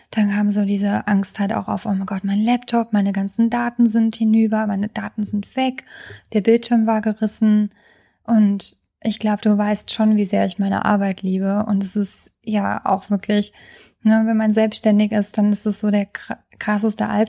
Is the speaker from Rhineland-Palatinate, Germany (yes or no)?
yes; Trier, Rhineland-Palatinate, Germany; ich hatte jetzt die letzten Tage in meiner alten Heimat in Trier verbracht, in dem Haus von meinem Freund.